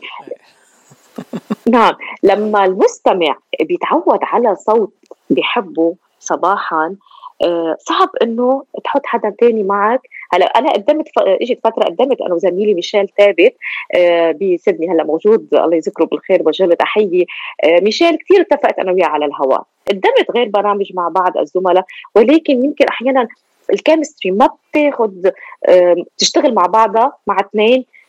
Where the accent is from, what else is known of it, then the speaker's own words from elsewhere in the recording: Lebanon; moved away as an adult; now in Australia; لبنانيه الاصل استراليه الجنسيه هاجرت من لبنان الى استراليا